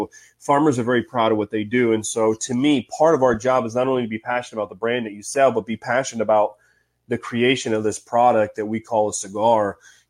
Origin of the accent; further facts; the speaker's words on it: Cincinnati, Ohio, United States; moved away as an adult; now in Babcock Ranch, United States; So at a very young age, we moved to Cincinnati. I was not born in Cincinnati, but I got there as fast as I could. I was probably 3 years old. So growing up in Cincinnati, we went to Riverfront all the time.